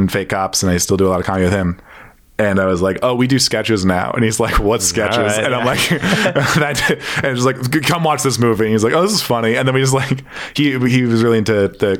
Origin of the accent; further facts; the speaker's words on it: Toronto, Ontario, Canada; I grew up in Etobicoke